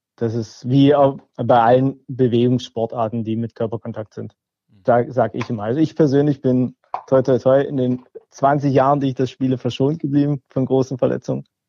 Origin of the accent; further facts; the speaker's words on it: Cottbus, Brandenburg, Germany; now in Stuttgart, Germany; ich komme ursprünglich aus Cottbus.